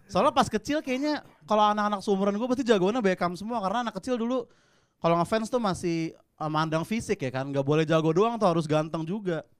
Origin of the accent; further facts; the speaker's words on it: Cipete, Jakarta, Indonesia; gue dari Cipete. Terus gue kesini naik pasar ya.